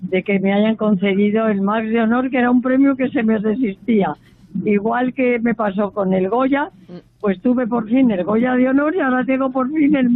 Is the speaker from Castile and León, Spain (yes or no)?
yes; Valladolid, Castile and León, Spain; que, que sea en mi tierra, ¿eh?